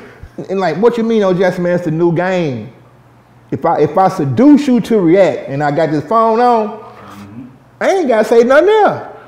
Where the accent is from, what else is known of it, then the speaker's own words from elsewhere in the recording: Dallas, Texas, United States; I'm from the South Dallas, Oak Cliff area, but I resided in the North